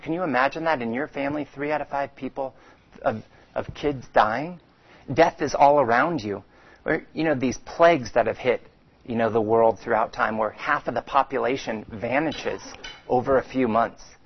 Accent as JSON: {"language": "English", "town": "Phoenix", "region": "Arizona", "country": "United States", "tie": "born or raised there", "said": "I grew up swimming in Phoenix at the age of five"}